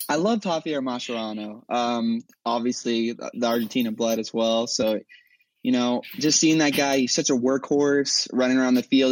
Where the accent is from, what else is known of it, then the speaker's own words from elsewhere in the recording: Huntington Beach, California, United States; I'm from Huntington Beach, California